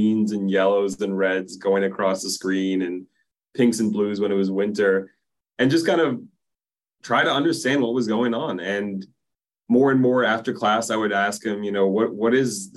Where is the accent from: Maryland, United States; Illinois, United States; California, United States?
Maryland, United States; Silver Spring; I grew up in Silver Spring, Maryland, just outside of DC